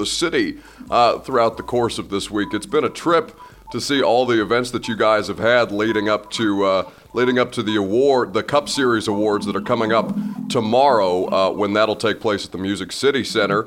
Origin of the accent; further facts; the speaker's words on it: Indiana, United States; now in Nashville, United States; I'm from Indiana